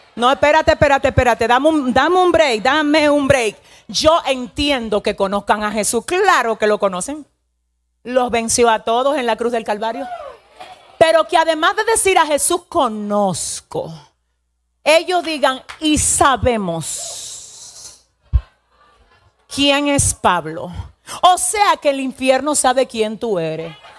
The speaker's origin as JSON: {"language": "Spanish", "country": "Dominican Republic", "tie": "born or raised there", "said": "yo soy dominicana"}